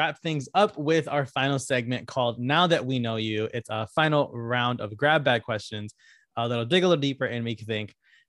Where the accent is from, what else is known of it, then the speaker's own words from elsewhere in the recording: Connecticut, United States; I'm from Connecticut.